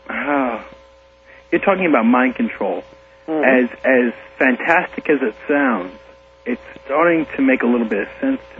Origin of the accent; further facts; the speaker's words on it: Huntington, New York, United States; moved away as an adult; also born or lived in Elmont, Nassau County / New Orleans; now in Youngstown, Ohio, United States; No, I'm from Suffolk County. I'm I'm from uh, Huntington.